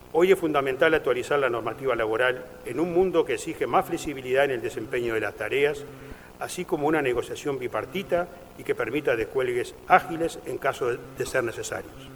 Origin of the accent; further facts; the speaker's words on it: Uruguay; Todos somos uruguayos.